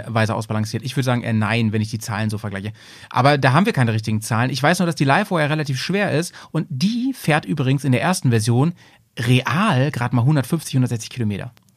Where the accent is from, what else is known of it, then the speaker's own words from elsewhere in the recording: Bremen, Germany; wir sind eigentlich Bremer